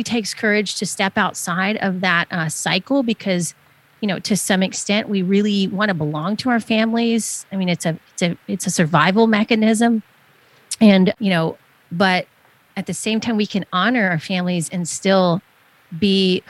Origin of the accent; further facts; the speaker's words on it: the South, the Southeast United States, United States; I grew up in the South, the Southeast United States